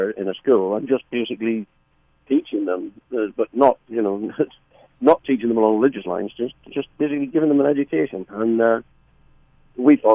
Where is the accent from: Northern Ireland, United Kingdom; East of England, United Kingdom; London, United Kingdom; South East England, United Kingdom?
Northern Ireland, United Kingdom; Belfast; we're four guys from Belfast